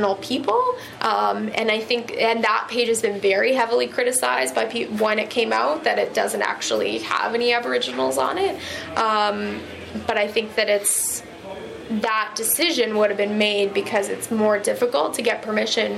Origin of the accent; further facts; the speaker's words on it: British Columbia, Canada; I'm from British Columbia